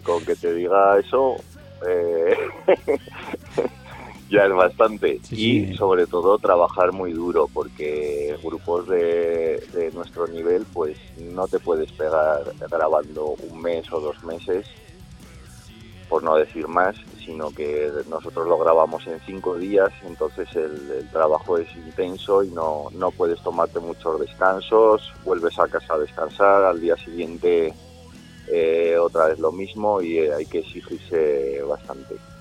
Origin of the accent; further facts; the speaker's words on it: Zaragoza, Aragon, Spain; somos un grupo de Zaragoza